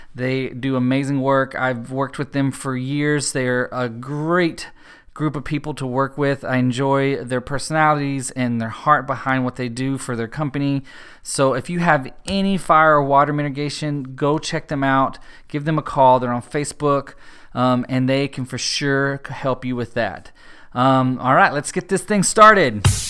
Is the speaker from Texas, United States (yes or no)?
yes; Paris, Texas, United States